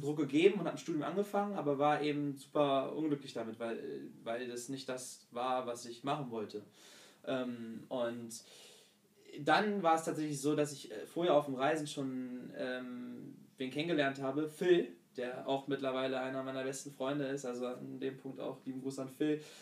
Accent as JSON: {"language": "German", "town": "Hanover", "region": "Lower Saxony", "country": "Germany", "tie": "born or raised there", "moved": "as an adult", "said": "Hannover. Dort geboren und aufgewachsen"}